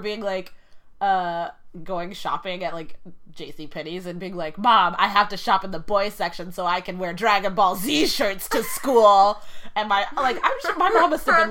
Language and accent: English; Dallas, Texas, United States; also born or lived in Monroe, Louisiana; We didn't have cable back at my house in Dallas